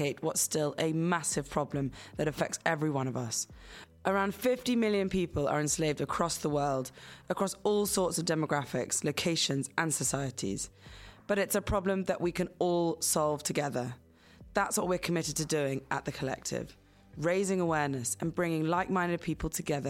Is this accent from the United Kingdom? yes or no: yes; England, United Kingdom; as an English person